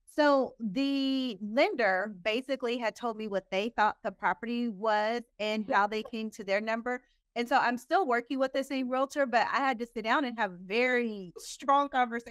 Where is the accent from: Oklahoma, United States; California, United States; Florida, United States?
Oklahoma, United States; moved away as an adult; now in Dallas, United States; my home state later on state Oklahoma. I'm from Oklahoma